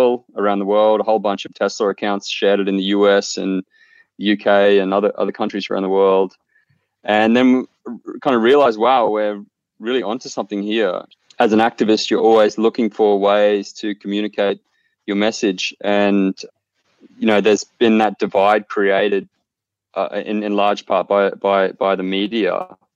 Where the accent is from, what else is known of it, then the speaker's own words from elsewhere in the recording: Clermont, Queensland, Australia; now in Melbourne, Australia; I actually grew up in a small coal mining town in Claremont in central Queensland